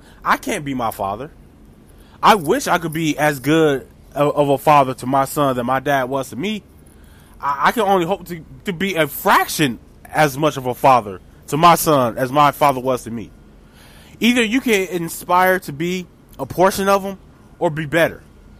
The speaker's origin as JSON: {"language": "English", "town": "Milwaukee", "region": "Wisconsin", "country": "United States", "said": "I should know this because I'm from Milwaukee."}